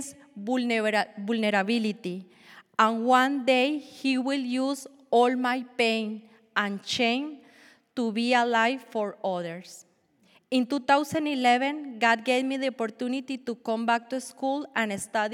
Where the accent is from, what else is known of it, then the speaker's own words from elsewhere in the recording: Colombia; English is a second language; moved away as an adult; now in Illinois, United States; I was born and raised in Colombia, and I moved to U.S. when I was 23 years old. I have been living in Illinois for 17 years.